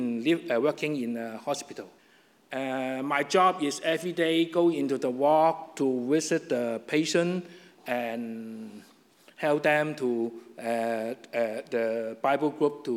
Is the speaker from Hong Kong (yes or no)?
yes; Hong Kong; English is a second language; moved away; I still live in Hong Kong alone